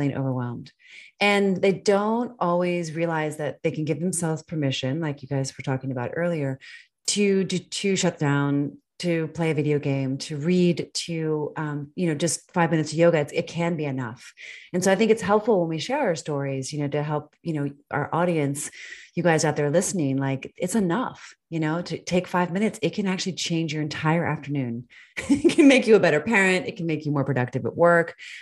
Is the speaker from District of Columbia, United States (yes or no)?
yes; Washington, District of Columbia, United States; moved away; also born or lived in Northern Virginia; I too am from Washington, D.C. originally.